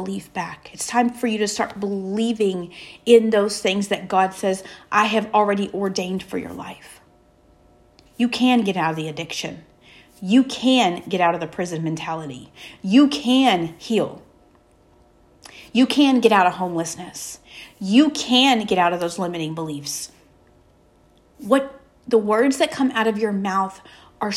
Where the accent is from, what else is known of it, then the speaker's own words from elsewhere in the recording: the South, United States; We're from the South